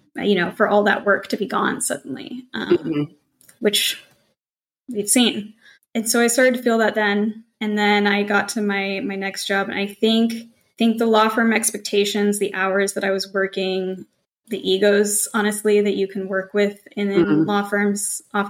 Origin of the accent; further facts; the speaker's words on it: Montana, United States; moved away; I came from Montana, like country bumpkin